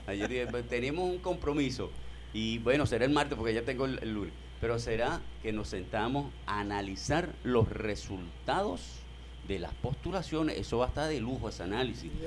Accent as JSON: {"language": "Spanish", "country": "Venezuela", "said": "nosotros somos venezolanos y somos venezolanas"}